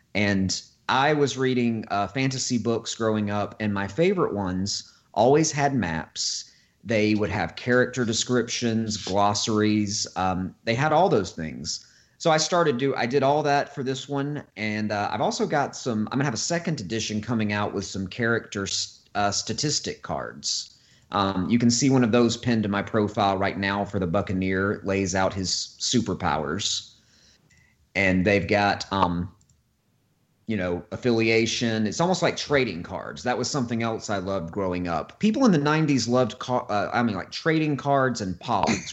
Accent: Florence, Alabama, United States; here in uh, Florence, Alabama, my hometown

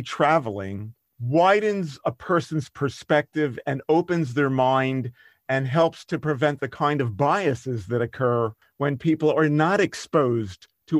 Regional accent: Vienna, Austria; now in Germany; that was another benefit of growing up in Vienna and moving to Germany.

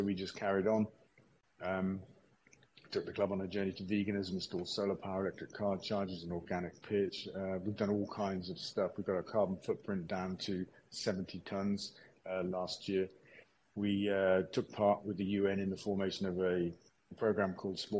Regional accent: Stroud, South West England, United Kingdom; my hometown here in Stroud

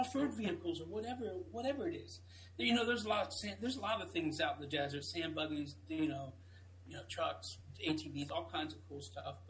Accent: East Coast, United States; And us growing up on the East Coast, man, we don't have deserts, man.

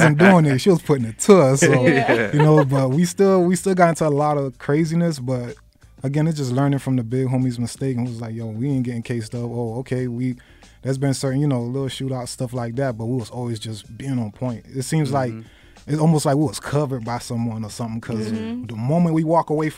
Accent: Miami, Florida, United States; Dade County, 305, Miami, Florida. Opa-locka, Lil Haiti.

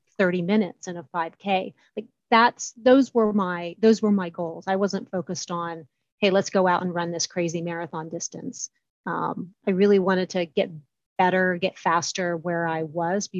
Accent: Columbus, Ohio, United States; I am from Columbus, Ohio

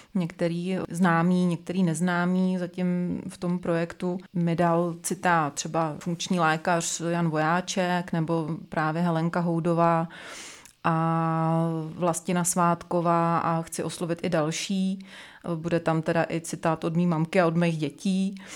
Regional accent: Czechia; u nás v Čechách

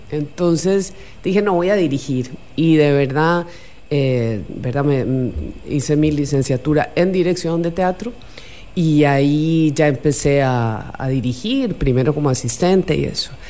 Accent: Costa Rica; accent: Costa Rican; also born or lived in Buenos Aires, Argentina / Colombia; yo nací en Buenos Aires, Argentina, y mis padres se fueron a Colombia primero, después llegamos aquí a Costa Rica, así que aquí hice la secundaria y ya, eh, digamos que ya me hice tica, me nacionalicé de hecho, eh, y hablo como tica.

